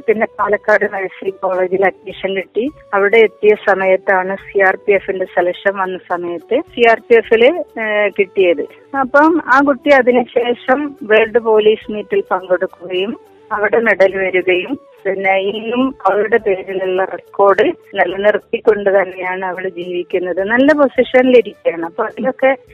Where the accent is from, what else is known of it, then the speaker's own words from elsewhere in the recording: Vadakara, Kerala, India; ഞാൻ വടകരയാണ് എന്റെ വീട്